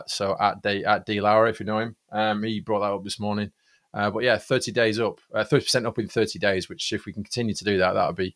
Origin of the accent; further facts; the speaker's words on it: Manchester, North West England, United Kingdom; Manchester. We're both from Manchester.